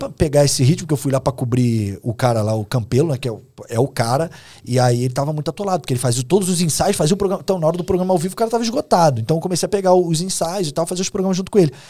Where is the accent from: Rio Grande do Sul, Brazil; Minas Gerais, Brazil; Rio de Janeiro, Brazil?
Rio de Janeiro, Brazil; É que eu sou irônico, assim. Eu, eu não sou engraçado, não, sou, não conto piada. Como um bom carioca